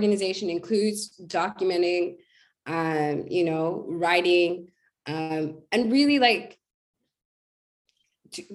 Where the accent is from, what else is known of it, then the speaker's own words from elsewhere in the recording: United States; an American Black girl